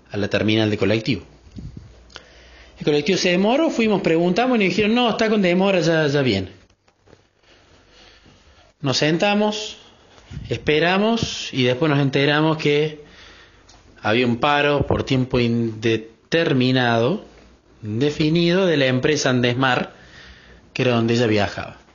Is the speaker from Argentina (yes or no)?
yes; Córdoba, Argentina; soy de Córdoba, Argentina